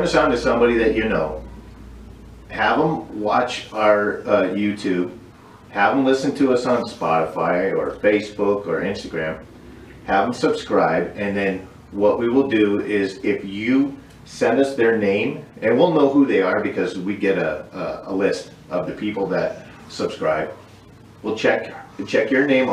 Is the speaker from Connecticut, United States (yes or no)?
yes; Derby, Connecticut, United States; Roseland Pizza in Derby, Connecticut. My hometown